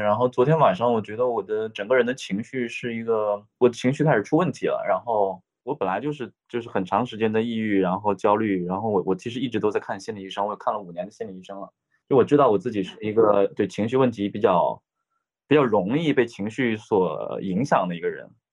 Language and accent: Chinese; Liaoning, China; also born or lived in Beijing; now in Wuhan, China; 我是辽宁人，然后我去年八月份之前一直在北京生活